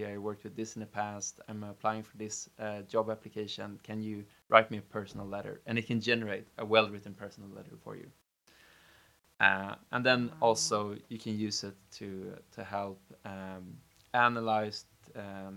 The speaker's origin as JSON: {"language": "English", "town": "Stockholm", "region": "Stockholm County", "country": "Sweden", "tie": "born or raised there", "said": "born and raised in Stockholm"}